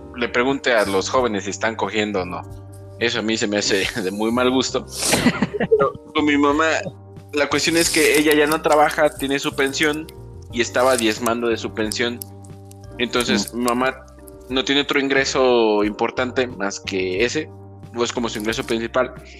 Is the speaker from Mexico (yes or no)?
yes; Sahuayo, Michoacán, Mexico; de donde somos originarios, de Saguayo